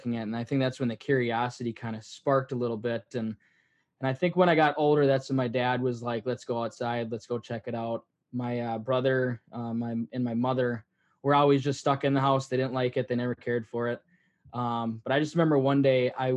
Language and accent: English; Midwest, United States; growing up in the Midwest